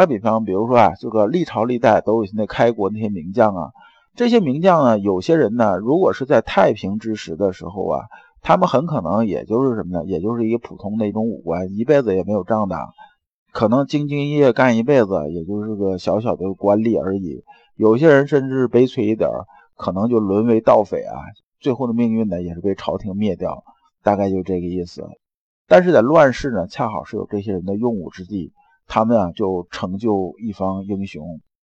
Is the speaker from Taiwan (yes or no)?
no; China; 我们中国人